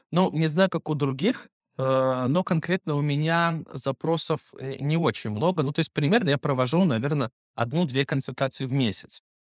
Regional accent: Belarus; moved away as an adult; now in Moscow, Russia; Плюс я иностранец, я еще так и не получил гражданство, то есть я живу э, как белорус

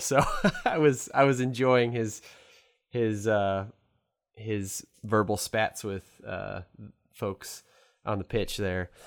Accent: St. Louis, Missouri, United States; I'm from Saint Louis, a car, Cardinal fan

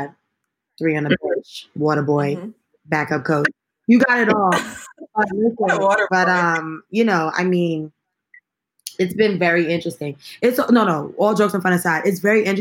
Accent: New York City, New York, United States; I'm from Brooklyn

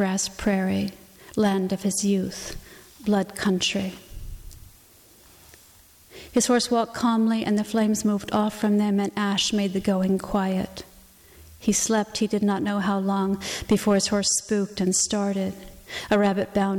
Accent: the West, United States; I grew up in the West

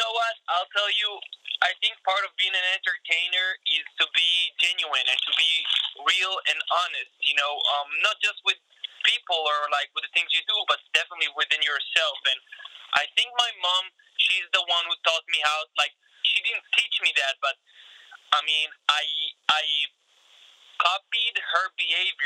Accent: Israel; born or raised there; moved away as an adult; now in United States

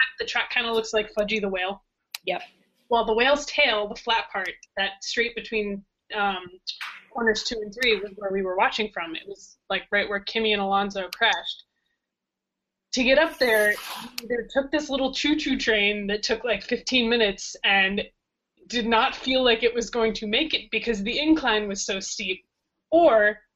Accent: United States; bro, I'm from America.

